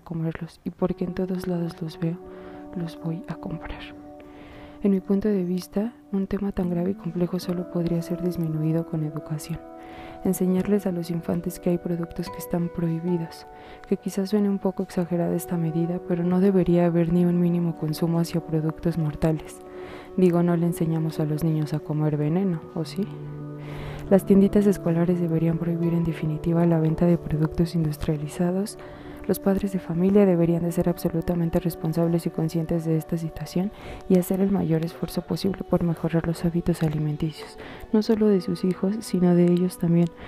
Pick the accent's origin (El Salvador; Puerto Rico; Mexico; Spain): Mexico; pongámonos a pensar como buenos mexicanos y humanos que somos